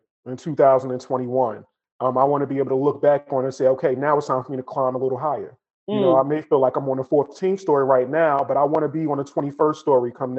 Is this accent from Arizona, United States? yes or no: no; Newark, New Jersey, United States; I grew up in Newark